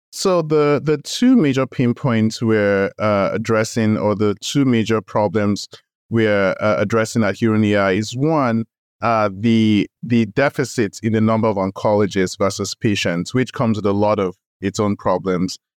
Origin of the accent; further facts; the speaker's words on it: Nigeria; moved away as an adult; also born or lived in United States; I grew up in Nigeria, went to medical school in Nigeria.